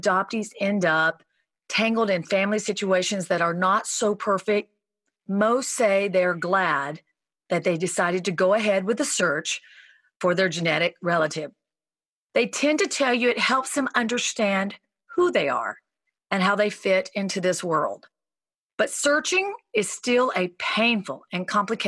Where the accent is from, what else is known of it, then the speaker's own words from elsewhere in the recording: the South, United States; moved away; also born or lived in Hollywood Hills; growing up in the South